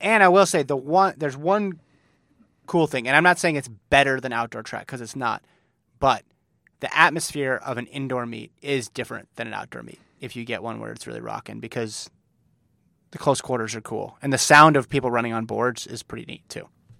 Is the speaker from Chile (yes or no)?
no; Australia; I don't know of a single indoor track in my hometown. I'd be willing to bet that all our Australian national records on indoor track can be explained by Australian student athletes